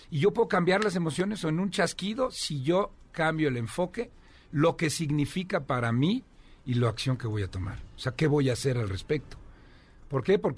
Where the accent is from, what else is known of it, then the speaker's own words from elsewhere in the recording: Querétaro, Mexico; me vengo desde Querétaro